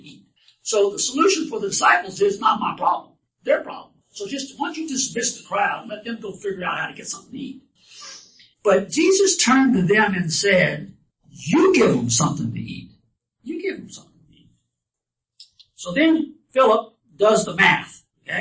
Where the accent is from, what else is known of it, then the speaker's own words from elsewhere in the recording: Louisiana, United States; I'm from Louisiana